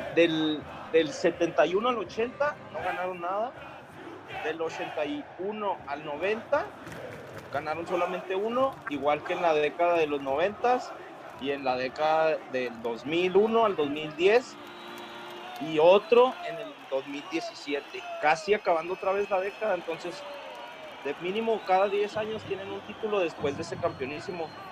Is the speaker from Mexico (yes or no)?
yes; Mexico; los mexicanos no tenemos esa cultura